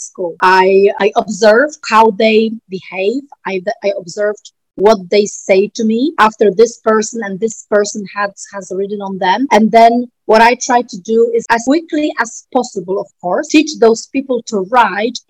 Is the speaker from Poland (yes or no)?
yes; Poland; I'm from Poland.